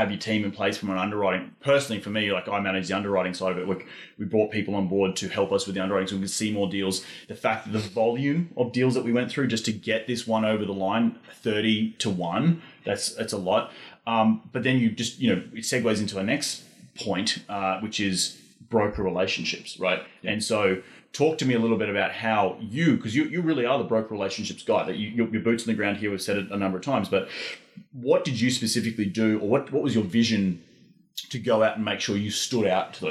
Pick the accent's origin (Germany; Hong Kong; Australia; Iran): Australia; now in Austin, United States; I'm from Australia